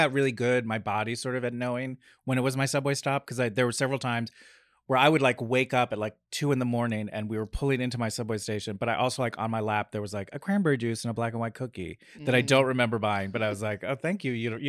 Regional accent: Red Bank, New Jersey, United States; I'm from New Jersey, a small town called Red Bank, New Jersey

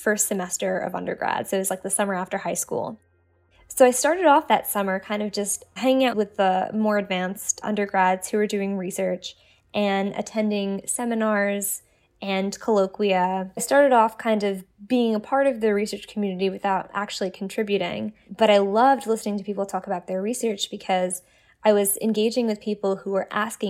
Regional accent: New York City, New York, United States; I grew up in New York City

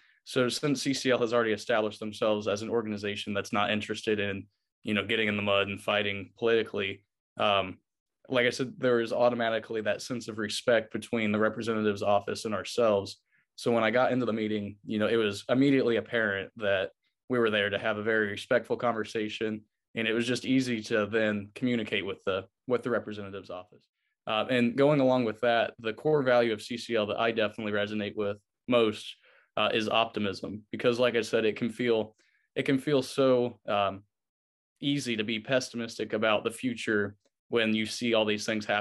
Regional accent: Rushville, Indiana, United States; I'm from Rushville, Indiana

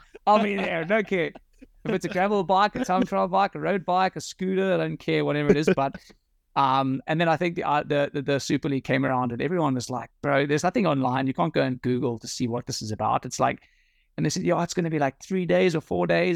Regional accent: South Africa; moved away as an adult; now in Netherlands; I've got nothing against my home country

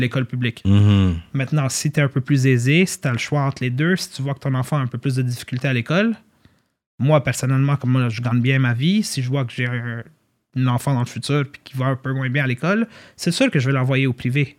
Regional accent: Montreal, Quebec, Canada; also born or lived in Côte-Saint-Luc; now in Laval, Canada; raised in, raised in Saint-Lô

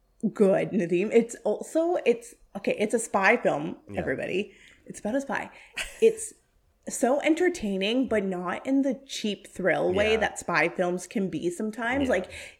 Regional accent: Canada; born there; I am Canadian. I was born in Canada. I'm my parents are of Indian descent and are from India.

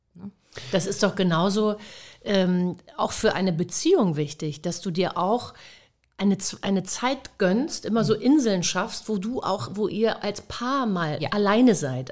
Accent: Hamburg, Germany; moved away as an adult; Ich bin auch selten in Hamburg, aber ich komme aus Hamburg, Harvestehude

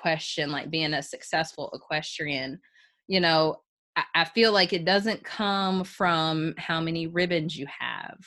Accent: Chapel Hill, North Carolina, United States; growing up in Chapel Hill, it's a very, very diverse school district

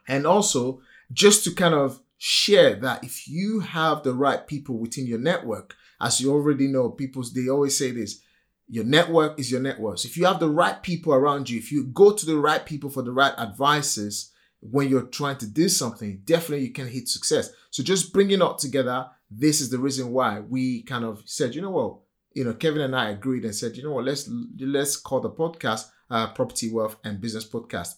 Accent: Nigeria; accent: typical African accent; English is a second language; moved away as an adult; now in United Kingdom; Born and raised in Nigeria

